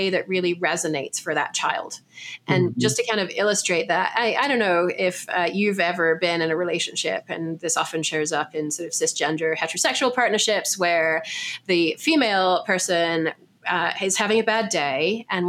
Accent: England, United Kingdom; moved away; I'm English

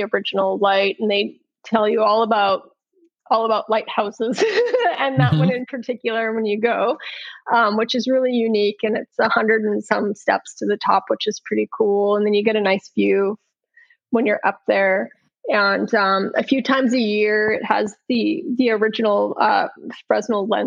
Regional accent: British Columbia, Canada; also born or lived in Bellingham / Michigan / Alaska / Hawaii; now in Westport, United States; I grew up in Canada and British Columbia.

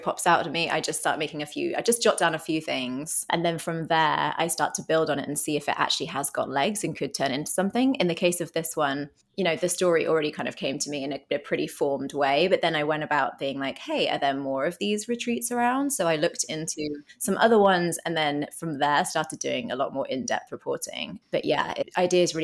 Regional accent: Bristol, South West England, United Kingdom; moved away as an adult; now in New York, United States; I'm from a city called Bristol in southwest England

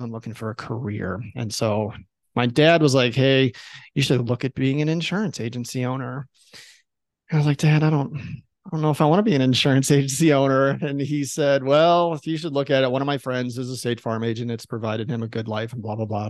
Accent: Chicago, Illinois, United States; now in Boise, United States; I live in Idaho. I hail from Chicago, Illinois, originally

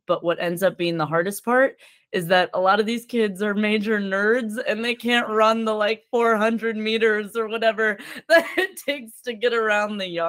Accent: Verona, Wisconsin, United States; also born or lived in Madison, Wisconsin; I was born in Madison, Wisconsin, and I grew up in the suburbs in a little town, a fair town we'll call Verona. Which is the name.

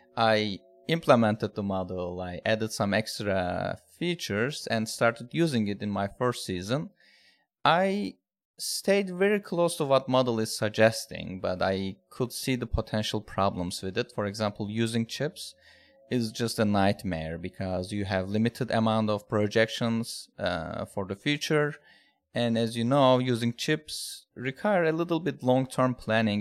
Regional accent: Turkey; now in United States; I'm from, I'm originally from Turkey, but living in United States now

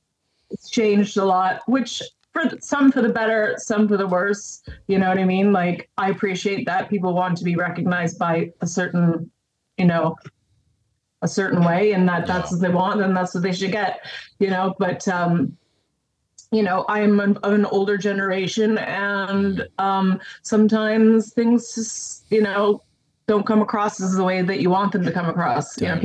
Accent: Windsor, Ontario, Canada; moved away as an adult; now in United Kingdom; I grew up across the border from Detroit in Michigan.

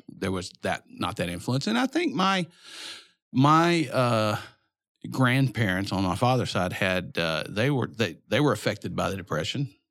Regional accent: Little Rock, Arkansas, United States; also born or lived in Dallas; Grew up in Little Rock

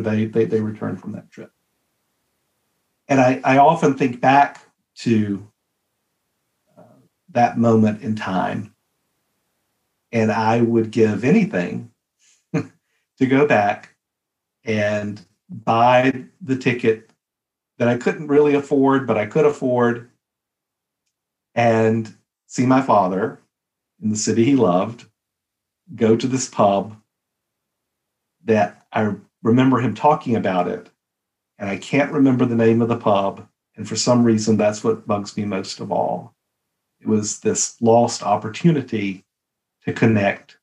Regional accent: a little town outside of Birmingham, Alabama, United States; moved away; also born or lived in Boston / Dallas; We're from Alabama, right? So we're from you know, a little town outside of Birmingham, Alabama

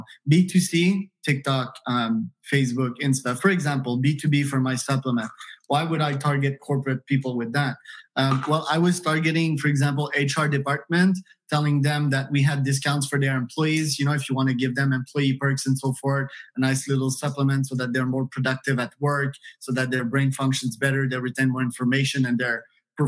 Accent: Canada; moved away; also born or lived in United States; I'm Canadian by birth, but if I identify myself as one nationality, it would be US, you know, an American.

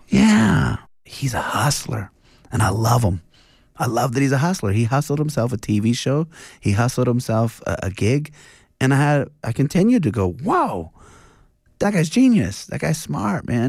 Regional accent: Montana, United States; moved away; also born or lived in Alaska / Spokane, Washington / Idaho; So I was born in Alaska. I was raised in Montana

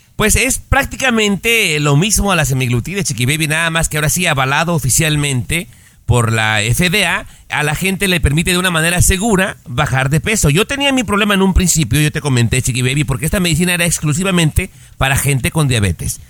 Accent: Mexico; cuando éramos niños en México

